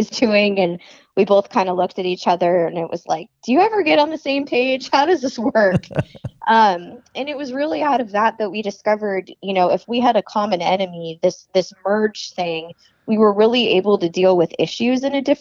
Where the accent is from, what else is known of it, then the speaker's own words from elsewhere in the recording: Arizona, United States; I grew up in Arizona.